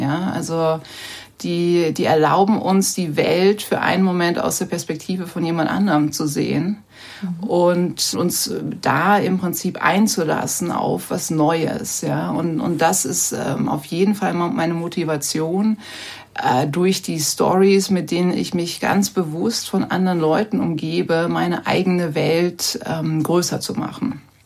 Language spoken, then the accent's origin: German; Rhineland, Germany; moved away as an adult; also born or lived in New York; now in Vienna, Austria; ich bin ja auch äh, im Rheinland aufgewachsen, ich bin ja auch keine Amerikanerin